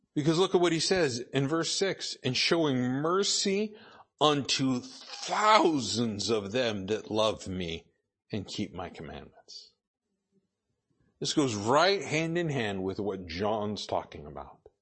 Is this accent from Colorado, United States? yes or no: no; Idaho, United States; I grew up in Idaho